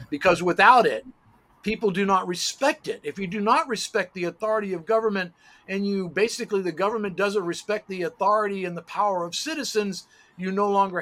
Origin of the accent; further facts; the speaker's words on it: United States; I'm an American